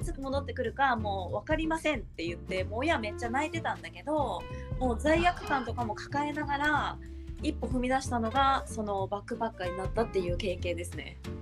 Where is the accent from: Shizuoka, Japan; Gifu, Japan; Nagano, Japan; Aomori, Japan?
Nagano, Japan; もともと私、まあ、長野県出身で